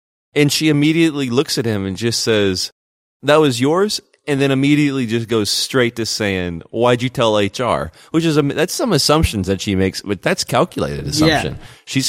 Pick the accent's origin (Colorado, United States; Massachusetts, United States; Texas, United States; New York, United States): Colorado, United States; I grew up in Colorado. Maybe it's different.